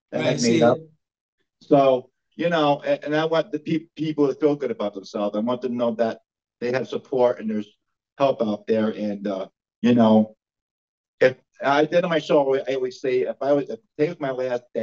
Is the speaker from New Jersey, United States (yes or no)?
no; New York, United States; my hometown of Glacier, New York